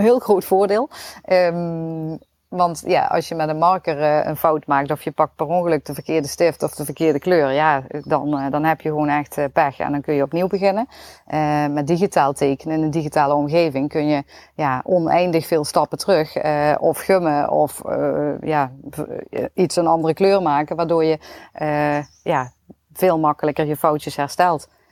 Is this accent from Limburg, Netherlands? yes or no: yes; Limburg, Netherlands; accent: Limburgs; mijn Limburgs accent